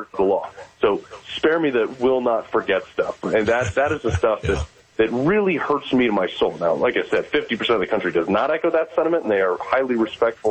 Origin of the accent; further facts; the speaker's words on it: Greenwich, Connecticut, United States; I grew up in Greenwich, Connecticut